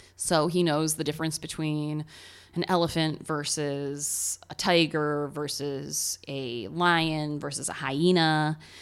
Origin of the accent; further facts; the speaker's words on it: Ohio, United States; accent: American Ohio; my American Ohio accent